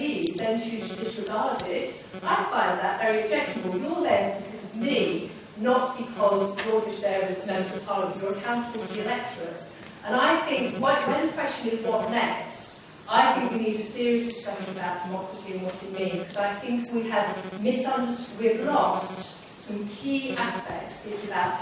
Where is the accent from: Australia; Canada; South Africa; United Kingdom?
United Kingdom; Nottingham, East Midlands; I'm from Nottingham